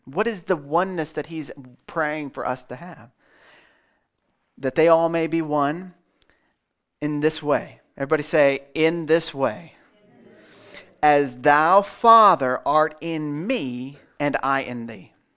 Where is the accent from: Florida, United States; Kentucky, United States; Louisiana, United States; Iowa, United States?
Iowa, United States; Melbourne; I'm from Melbourne